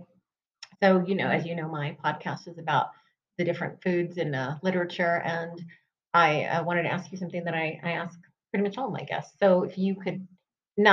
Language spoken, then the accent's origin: English; Albuquerque, New Mexico, United States; I'm from here. I'm from Albuquerque as well.